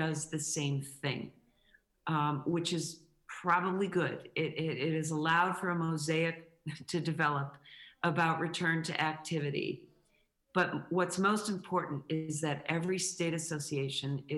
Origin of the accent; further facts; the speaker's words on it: New England, United States; moved away; also born or lived in Connecticut; I grew up in New England